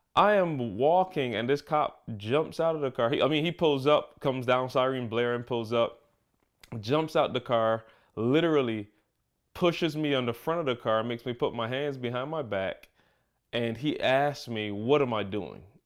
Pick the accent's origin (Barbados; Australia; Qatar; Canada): Barbados; now in Michigan, United States; growing up in Barbados